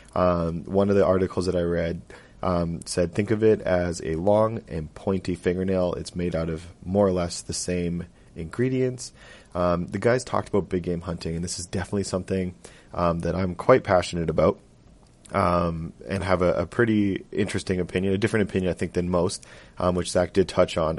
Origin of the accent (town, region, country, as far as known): Edmonton, Alberta, Canada; born or raised there